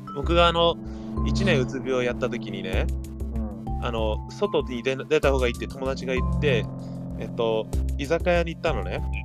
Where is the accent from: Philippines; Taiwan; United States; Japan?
United States; Gardena / Torrance, California; moved away; 僕たちなんてガーディナ、うん、ガーディナトランス生まれ育ちなのにさ